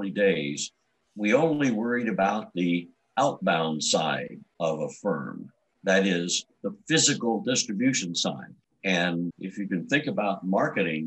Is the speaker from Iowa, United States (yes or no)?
no; Columbus, Ohio, United States; I grew up in Columbus, Ohio